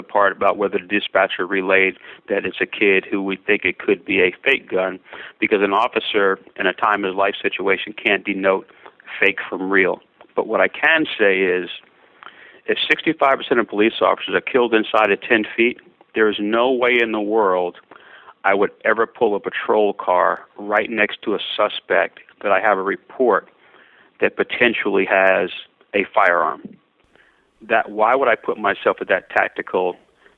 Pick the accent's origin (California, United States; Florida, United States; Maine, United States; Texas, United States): Florida, United States; I grew up in Florida